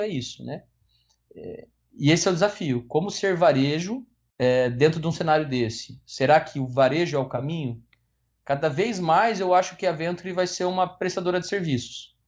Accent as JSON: {"language": "Portuguese", "region": "Paraná", "country": "Brazil", "said": "Eu sou paranaense também, apaixonado pelo Paraná"}